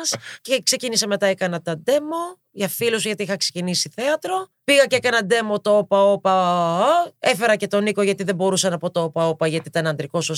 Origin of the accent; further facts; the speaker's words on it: Partille, Västra Götaland, Sweden; also born or lived in Gothenburg; Έχω μεγαλώσει στο Γκέτεμπορ. Μετά πήγα και μεγάλωσα στο Δήμο του Πάρτιλε.